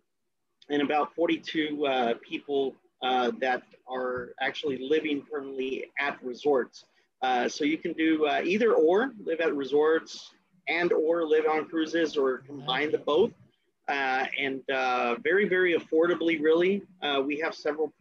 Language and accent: English; Brownsville, Texas, United States; also born or lived in Dallas-Fort Worth, Texas; I was born and raised in Brownsville, Texas